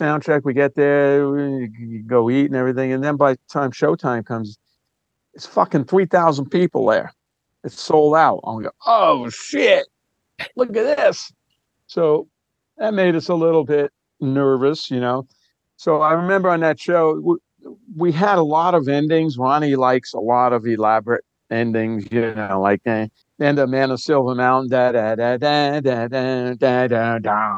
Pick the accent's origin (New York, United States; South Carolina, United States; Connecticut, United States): New York, United States; New York City; I'm from Brooklyn, New York.